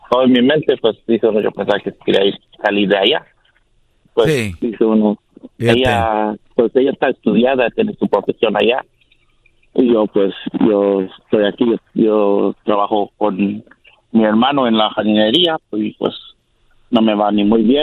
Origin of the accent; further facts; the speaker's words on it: United States; Yo soy americano con doble nacionalidad y pues ese es un problema que estamos teniendo.